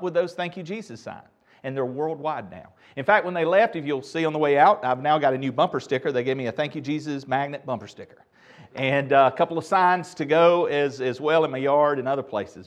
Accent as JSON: {"language": "English", "town": "Asheboro", "region": "North Carolina", "country": "United States", "tie": "born or raised there", "said": "my first speaking engagement was in my hometown of Asheboro"}